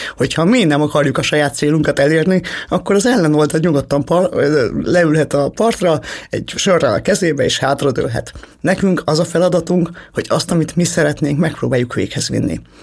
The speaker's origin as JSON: {"language": "Hungarian", "country": "Hungary", "said": "mi mindannyian magyarok vagyunk"}